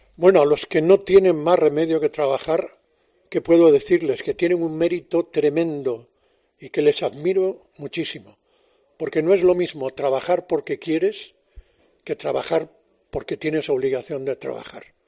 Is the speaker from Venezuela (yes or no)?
no; Galicia, Spain; now in Madrid, Spain; como buen gallego